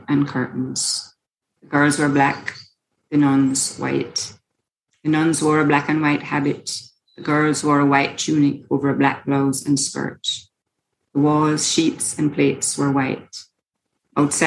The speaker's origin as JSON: {"language": "English", "country": "Jamaica", "said": "I'm a Jamaican writer and environmental activist"}